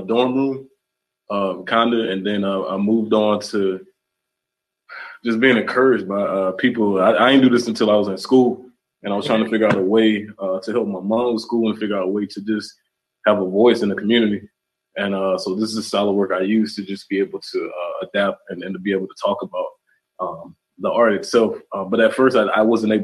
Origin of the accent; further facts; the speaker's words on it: South Carolina, United States; I'm from South Carolina.